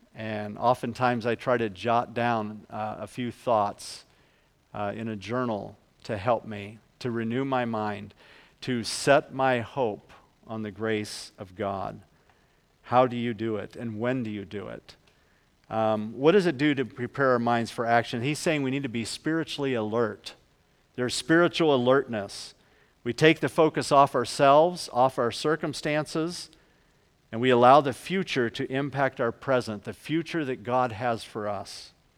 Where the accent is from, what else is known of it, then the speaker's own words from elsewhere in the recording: Ohio, United States; moved away; I'm originally from Ohio